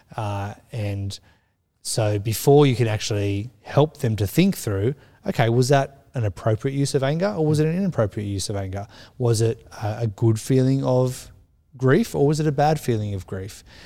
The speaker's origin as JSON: {"language": "English", "country": "Australia", "said": "I'm Australian"}